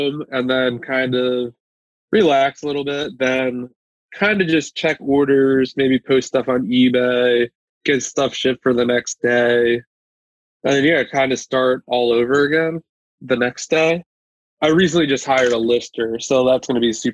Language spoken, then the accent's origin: English; New York, United States; now in Pennsylvania, United States; I'm originally from New York.